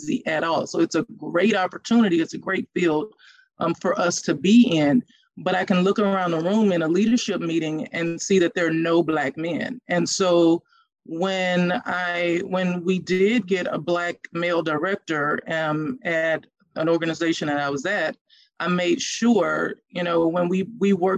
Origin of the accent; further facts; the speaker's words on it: Louisiana, United States; moved away as an adult; also born or lived in Texas; I grew up in Louisiana